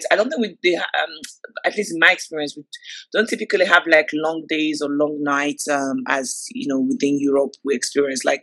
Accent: Nigeria; obviously start with my hometown, start in Nigeria. Like, come on, like Nigerians, like we give, we're the party.

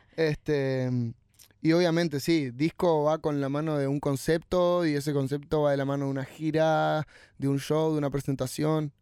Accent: Argentina

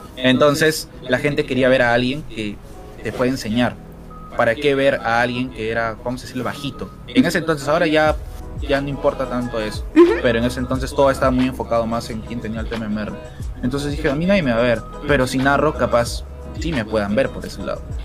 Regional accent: Lima, Peru; actualmente vivo aquí en Lima, soy de Lima mm, eh, y he crecido aquí, nunca me, he mudado

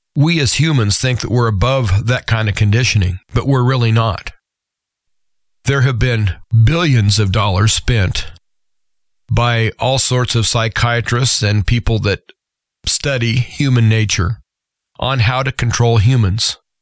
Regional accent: United States; as American citizens, we've always been pretty hard to corral

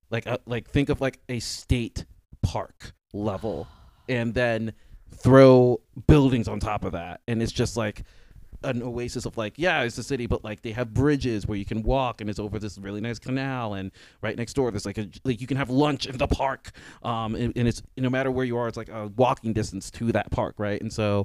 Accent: Indiana, United States; Like, I'm from Indiana. Like, I like nature on certain levels.

